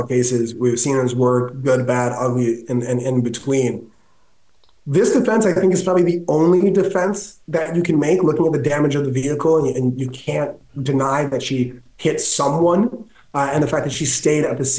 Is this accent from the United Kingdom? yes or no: no; Canada; I'm Canadian